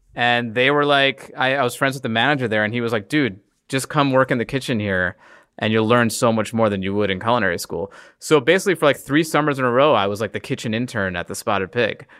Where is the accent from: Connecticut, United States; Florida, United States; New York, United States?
New York, United States; I grew up in New York